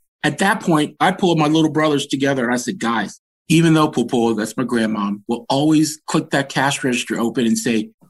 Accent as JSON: {"language": "English", "town": "Washington", "region": "District of Columbia", "country": "United States", "tie": "born or raised there", "said": "I was born and raised in Adams Morgan"}